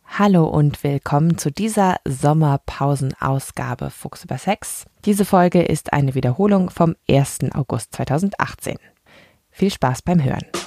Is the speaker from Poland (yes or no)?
no; Switzerland